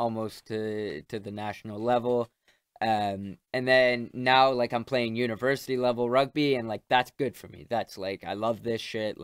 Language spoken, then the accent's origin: English; Canada; I'm Canadian, this is great, I'm gonna play hockey